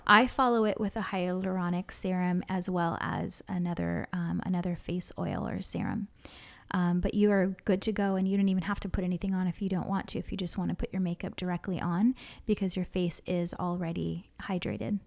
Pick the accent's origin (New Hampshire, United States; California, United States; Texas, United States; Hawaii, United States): Hawaii, United States; growing up in Hawaii and always being in the sun